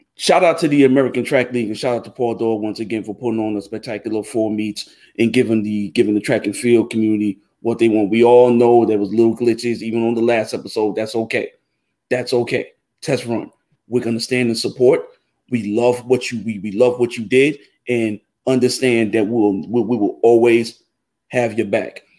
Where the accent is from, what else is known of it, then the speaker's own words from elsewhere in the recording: Jamaica; I'm Jamaican